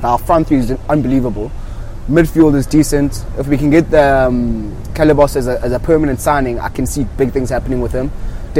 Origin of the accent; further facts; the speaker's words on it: Durban, KwaZulu-Natal, South Africa; I'm a DJ from Durban.